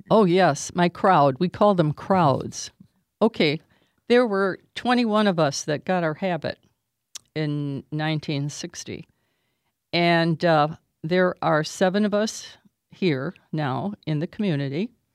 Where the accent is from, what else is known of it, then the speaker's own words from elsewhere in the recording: Toledo, Ohio, United States; I am from Toledo, Ohio